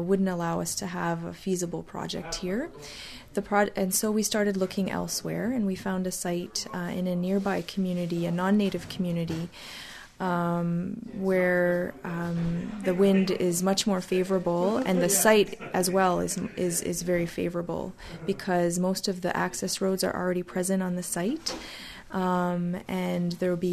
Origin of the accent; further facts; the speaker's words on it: Kahnawake, Quebec, Canada; I grew up here.